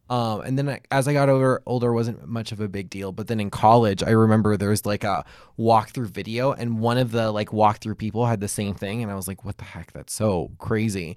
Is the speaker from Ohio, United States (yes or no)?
no; Hawaii, United States; I grew up in Hawaii